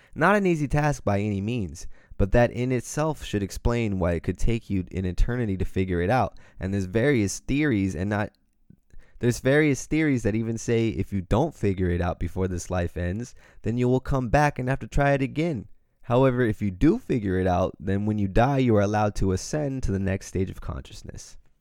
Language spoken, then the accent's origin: English; Pacific Grove, California, United States; we all lived in a little apartment in my hometown of Pacific Grove, California